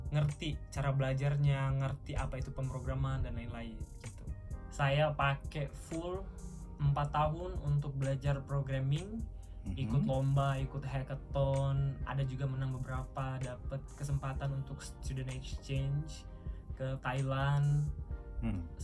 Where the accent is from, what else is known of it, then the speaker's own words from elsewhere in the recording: Baturaja, South Sumatra, Indonesia; Saya asalnya dari Batu Raja. Jadi Batu Raja itu salah satu daerah mm-hmm. kecil di pertengahan atau perbatasan Palembang dan Lampung.